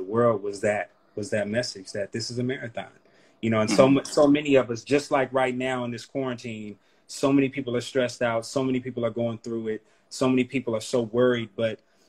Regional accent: Oakland, California, United States; being from East Oakland, or Oakland period, the Bay period

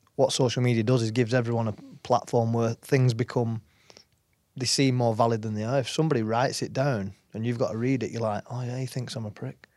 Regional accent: Wigan, North West England, United Kingdom; moved away as an adult; also born or lived in New Zealand; now in France; grew up in Wigan.

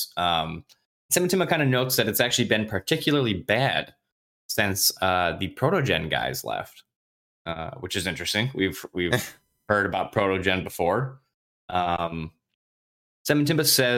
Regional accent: Michigan, United States; We're from Michigan

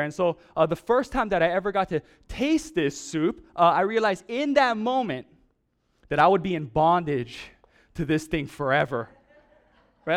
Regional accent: Oahu, Hawaii, United States; Growing up in Oahu, uh, when I was very, very young

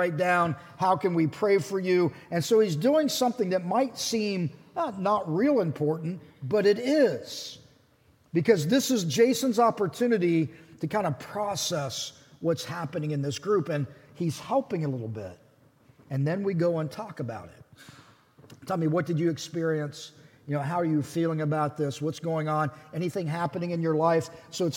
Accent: Pittsburgh, Pennsylvania, United States; I grew up around Pittsburgh

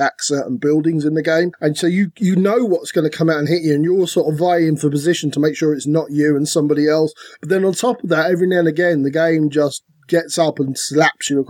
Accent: Ireland; We're Irish

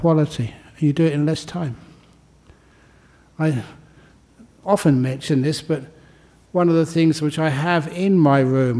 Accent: London, United Kingdom; growing up just in the aftermath of the Second World War in London

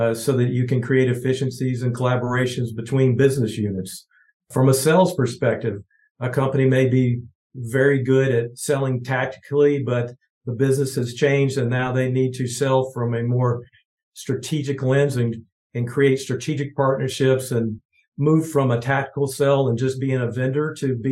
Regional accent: Georgia, United States; now in Kansas City, United States; grew up in Georgia, small town of 5,000 people

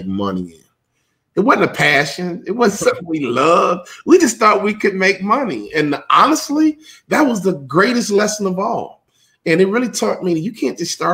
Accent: Chicago, Illinois, United States; being a civil rights baby growing up in Chicago

